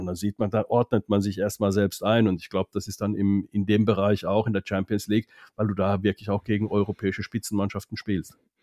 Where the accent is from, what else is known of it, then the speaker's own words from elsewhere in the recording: Finland; moved away; das als Finne